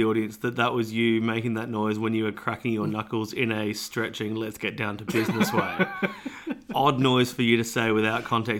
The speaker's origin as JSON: {"language": "English", "country": "Australia", "said": "because I'm Australian."}